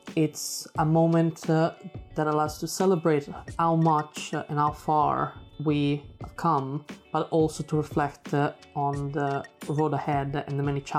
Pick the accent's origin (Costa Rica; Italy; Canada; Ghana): Italy; now in United Kingdom; I'm Italian, but I've never been to a Pride in Italy.